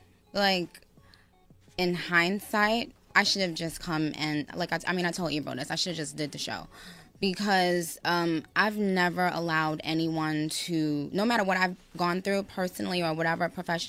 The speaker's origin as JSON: {"language": "English", "region": "New York", "country": "United States", "tie": "born or raised there", "said": "I grew up in New York."}